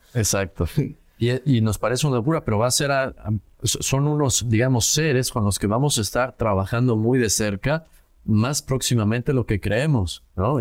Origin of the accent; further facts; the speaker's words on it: Querétaro, Mexico; salir de mi ciudad de origen, yo crecí en Querétaro